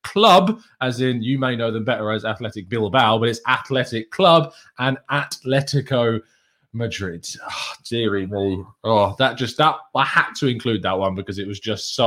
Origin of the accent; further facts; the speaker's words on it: England, United Kingdom; I'm English